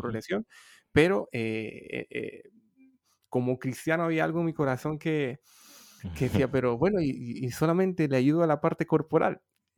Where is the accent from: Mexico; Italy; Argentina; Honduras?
Honduras; moved away as an adult; also born or lived in Madrid, Spain; now in Barcelona, Spain; soy originariamente de Honduras